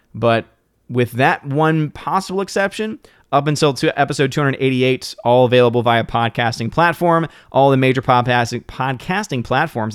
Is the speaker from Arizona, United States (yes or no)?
no; New Orleans, Louisiana, United States; moved away; back in my hometown, New Orleans